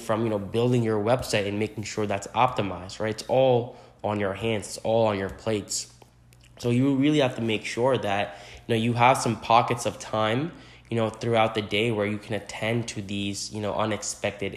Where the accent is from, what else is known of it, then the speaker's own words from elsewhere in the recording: New Jersey, United States; now in New York City, United States; I am from New Jersey originally, currently residing in New York City